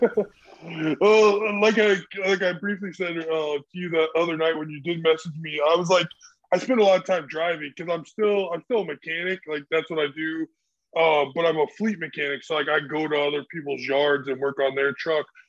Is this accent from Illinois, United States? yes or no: yes; Central Illinois, United States; I'm I'm from Central Illinois, and like that's where I like start kind of started powerlifting